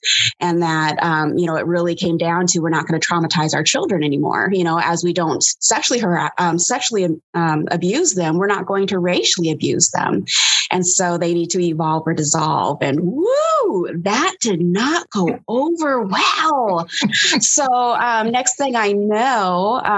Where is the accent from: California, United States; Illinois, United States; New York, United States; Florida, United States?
California, United States; the Bay Area; now in Portland, United States; I am currently living in Portland, Oregon, which is a horror movie within itself. But I'm actually from the Bay Area.